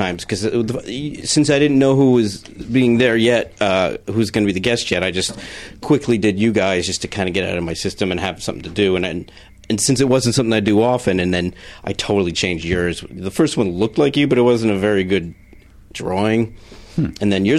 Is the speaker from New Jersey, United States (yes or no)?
yes; Rockaway, New Jersey, United States; Coast. Rockaway, New Jersey.